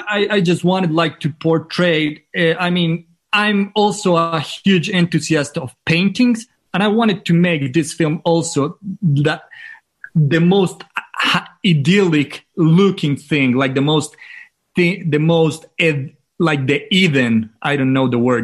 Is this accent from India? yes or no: no; Manizales, Caldas, Colombia; English is a second language; also born or lived in San Francisco; my hometown is called Manizales